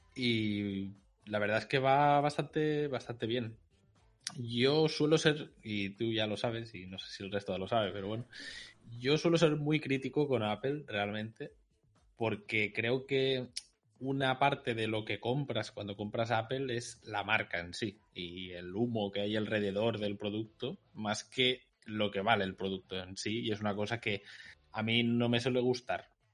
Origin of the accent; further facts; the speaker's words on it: Catalonia, Spain; soy catalán